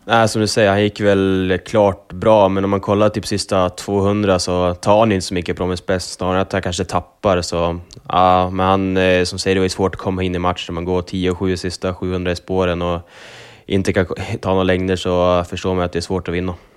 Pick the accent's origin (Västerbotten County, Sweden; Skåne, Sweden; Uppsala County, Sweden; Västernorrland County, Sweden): Västernorrland County, Sweden; Sundsvall; Bergsåker som är lite mer min hemtrakt